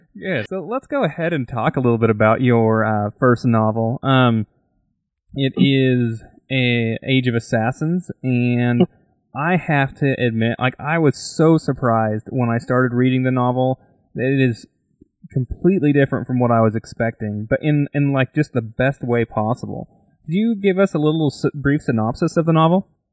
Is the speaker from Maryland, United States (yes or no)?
no; Idaho, United States